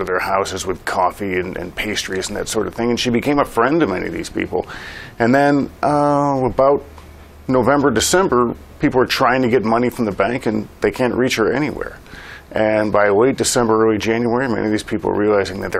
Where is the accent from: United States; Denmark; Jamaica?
United States; as an American